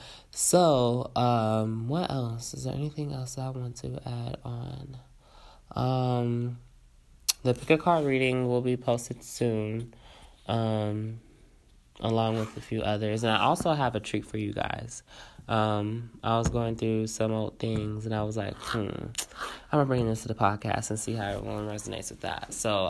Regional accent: St. Louis, Missouri, United States; I'm from St. Louis. Everybody's from Mississippi.

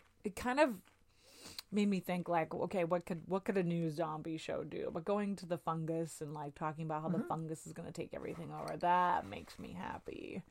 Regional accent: Edmonton, Alberta, Canada; moved away; So I was living in Edmonton, Alberta

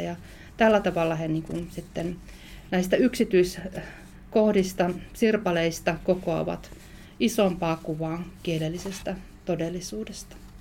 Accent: Varkaus, North Savo, Finland; moved away; also born or lived in Joensuu / Savonlinna / Turku; olen alun perin kotoisin Itä-Suomesta, tarkalleen ottaen Varkaudesta

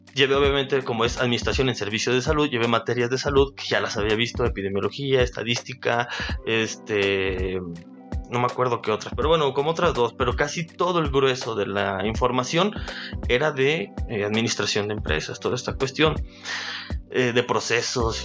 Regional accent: Perote, Veracruz, Mexico; also born or lived in Teziutlán, Puebla; Soy originario de Perote, este, nací en la ciudad de Tecitlán, Puebla

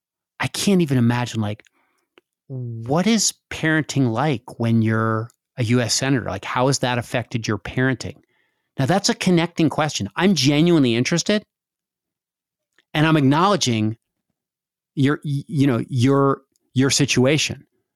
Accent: Montana, United States; I was raised in Montana where not many people that from this area were raised.

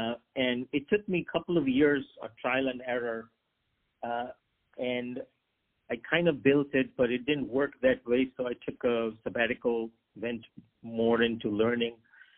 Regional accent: Pakistan; also born or lived in Hong Kong / China / Japan; I grew up, I wanted to be a doctor, and I'm from Pakistan. So Pakistan has a lot of doctors, as you may know. But I lived overseas. My dad was a banker, so we lived in Hong Kong and China and Japan.

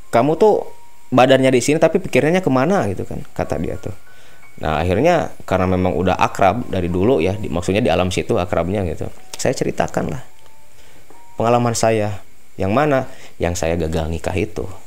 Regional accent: West Java, Indonesia; bukan orang sih saya kan Jawa Barat

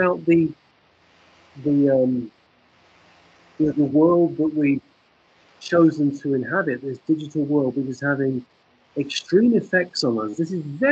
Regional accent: England, United Kingdom; the world that I grew up in England in the 1960s

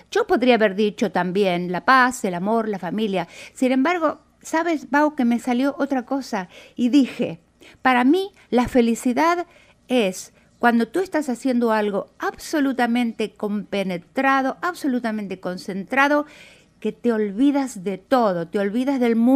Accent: Argentina; moved away as an adult; also born or lived in Brazil; Bueno, originariamente soy de Argentina, pero a la edad de 27 años, más o menos al comienzo de la dictadura militar en mi país, emigré para Brasil.

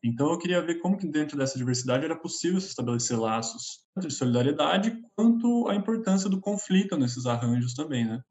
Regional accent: Brazil; moved away as an adult; now in São Paulo, Brazil; sou do interior, na verdade, não sou de São Paulo

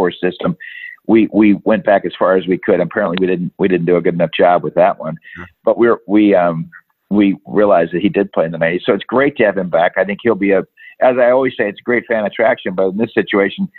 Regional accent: Michigan, United States; I'm from Michigan. I played hockey growing up

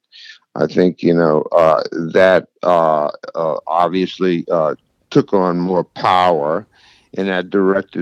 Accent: New Orleans, Louisiana, United States; I was born here in New Orleans, and I'm still living here.

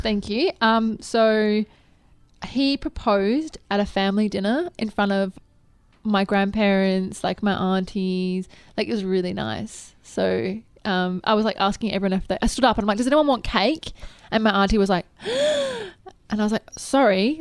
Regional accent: Adelaide, South Australia, Australia; I grew up in Adelaide

